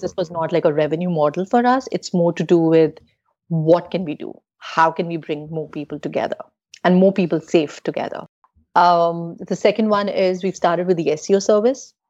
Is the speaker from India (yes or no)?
yes; India; I'm from India